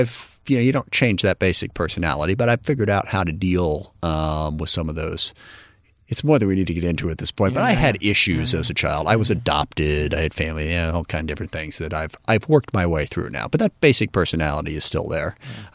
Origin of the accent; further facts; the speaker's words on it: SeaTac, Washington, United States; my connection to the community I grew up in SeaTac.